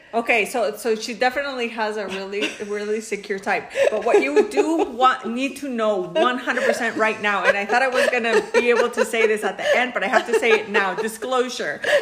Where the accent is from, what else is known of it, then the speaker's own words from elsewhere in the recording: Mexico; now in United States; I'm Mexican, but I've been living in the United States since 1989